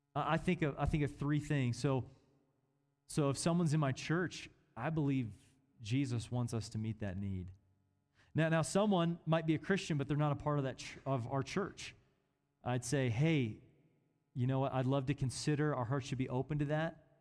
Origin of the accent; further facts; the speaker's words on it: Kansas City, Missouri, United States; I was born in Kansas City, Missouri